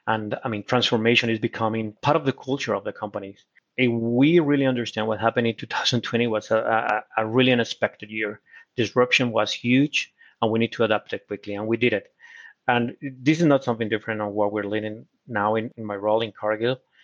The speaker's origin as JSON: {"language": "English", "country": "Colombia", "tie": "born or raised there", "also_born_or_lived": "United States", "second_language": "English", "moved": "yes", "lives_now": "Brazil", "said": "I was born in Colombia, but now I, uh, I became a Brazilian citizen"}